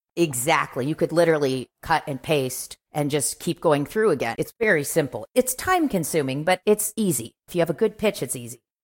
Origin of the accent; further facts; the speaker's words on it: Kansas City, United States; moved away as an adult; also born or lived in New York / Los Angeles; I'm from Kansas City